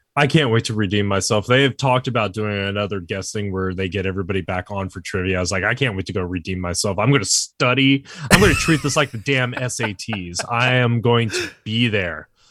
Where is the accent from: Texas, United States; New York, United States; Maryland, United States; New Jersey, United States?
Texas, United States; San Antonio; now in Wilmington, United States; I'm from San Antonio